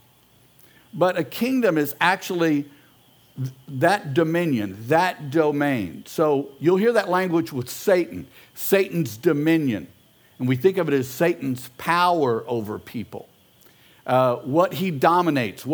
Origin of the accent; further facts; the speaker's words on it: Houston, Texas, United States; I'm an American, I'm a Houstonian